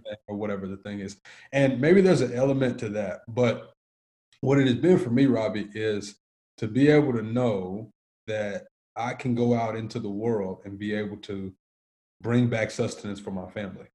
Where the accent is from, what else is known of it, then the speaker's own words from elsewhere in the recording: Antioch, Tennessee, United States; I grew up in Antioch, Tennessee, which is about 20 minutes